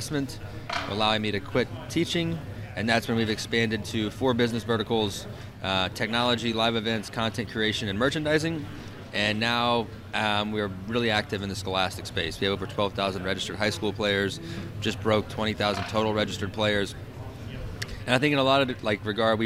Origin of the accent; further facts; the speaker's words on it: southern Illinois, United States; I moved it to a little 25 by 25 foot area above a small cafe in my hometown, and I start hosting tournaments. Next thing you know, I've got a 5 to 8 hour driving radius. People from Chicago, Columbus, Ohio, Chattanooga are driving to some small southern Illinois town